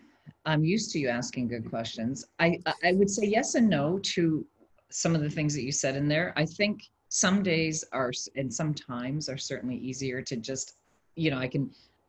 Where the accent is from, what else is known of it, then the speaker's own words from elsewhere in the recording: Canada; also born or lived in Switzerland; now in Dubai, United Arab Emirates; I am a Canadian currently transplanted in Dubai, and I've also lived in other countries around the world. Switzerland, I've lived in three African countries